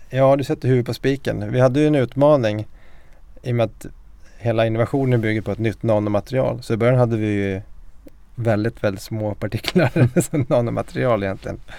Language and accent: Swedish; Mora, Dalarna County, Sweden; moved away as an adult; now in Stockholm, Sweden; en eh, siciliansk dalmas. Jag är uppväxt i Mora med en eh, mamma från Sverige, pappa från Sicilien. Jag är 44 år, gift, har tre barn